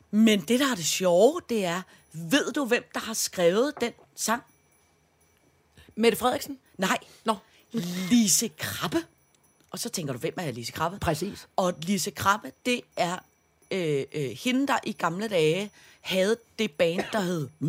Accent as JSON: {"language": "Danish", "town": "Søborg", "region": "Capital Region of Denmark", "country": "Denmark", "said": "der derude, hvor jeg kommer fra, ude fra 2860 øh, Søborg"}